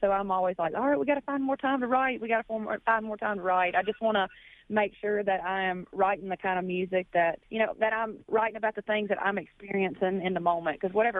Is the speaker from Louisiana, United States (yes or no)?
yes; Baskin, Louisiana, United States; moved away; being from North Louisiana. Well, Louisiana is just full of all kinds of different accents anyway, but specifically my town of 200 in Baskin, we all talk the same way. And, you know, I've been away from home for a long time now.